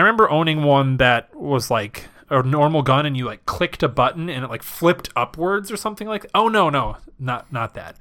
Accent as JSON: {"language": "English", "region": "Wisconsin", "country": "United States", "said": "because I'm from Wisconsin"}